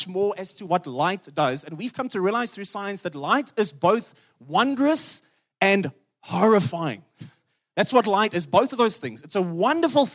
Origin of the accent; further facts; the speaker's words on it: Free State, South Africa; I come from the Free State where the sun is powerful